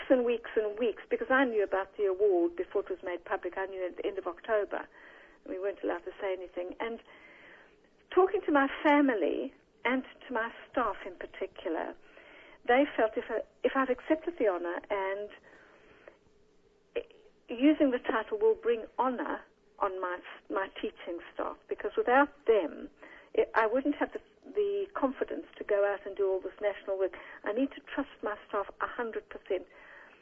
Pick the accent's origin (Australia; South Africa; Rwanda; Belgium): South Africa; moved away as an adult; now in United Kingdom; I'm a South African, mm-hmm. from a Jewish mother and father, came to this country in 1970